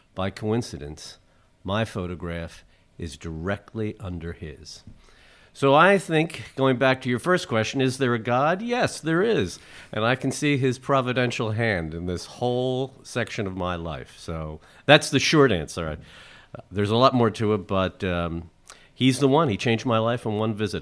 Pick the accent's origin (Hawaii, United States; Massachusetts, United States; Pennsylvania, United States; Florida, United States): Pennsylvania, United States; Philadelphia; moved away; as a Philadelphian, and Father Hoag and I are both from North Philly